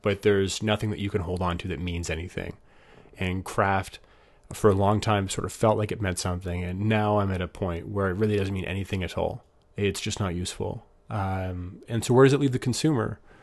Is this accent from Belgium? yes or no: no; Canada